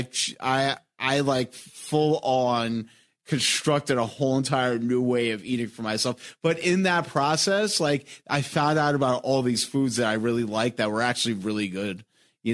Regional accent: New York, United States; moved away as an adult; also born or lived in Philadelphia; now in Chicago, United States; I'm from New York, and like, growing up in New York, and New York's a walking city.

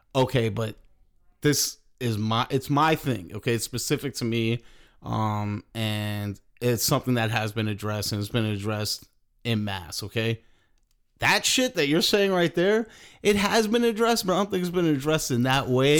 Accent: New York, United States; moved away; also born or lived in Philadelphia / Chicago; growing up in New York, you know, everybody kinda lives right around each other

